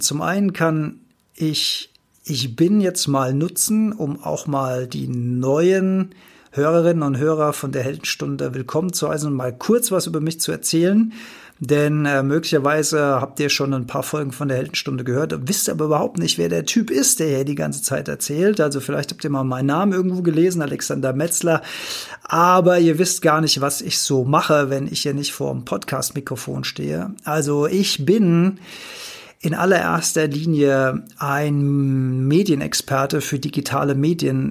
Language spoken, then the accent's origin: German; Rhineland-Palatinate, Germany; Ich bin Rheinland-Pfälzer.